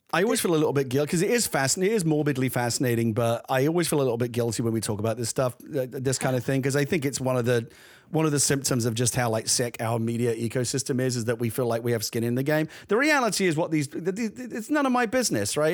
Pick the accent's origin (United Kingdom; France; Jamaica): United Kingdom; London; I grew up in the East End of London